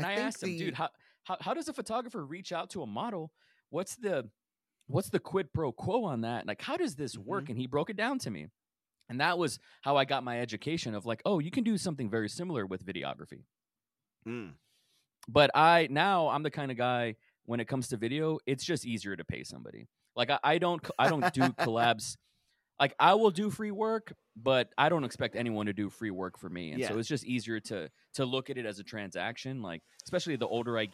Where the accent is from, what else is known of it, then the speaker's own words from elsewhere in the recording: Rio Grande Valley, South Texas, United States; now in Austin, United States; I'm from Texas. I've been all over, but I'm from this place in South Texas called the Rio Grande Valley, which is a border town at the bottom of Texas